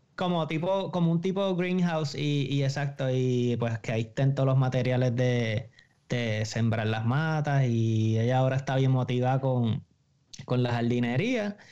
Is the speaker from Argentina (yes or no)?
no; Bayamón, Puerto Rico; soy de Bayamón también